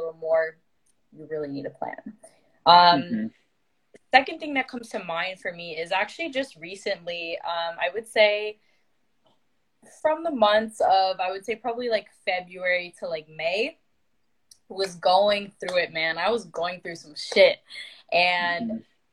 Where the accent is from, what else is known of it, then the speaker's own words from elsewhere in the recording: Toronto, Ontario, Canada; I am from Ontario, Canada, more specifically around the Toronto GTA area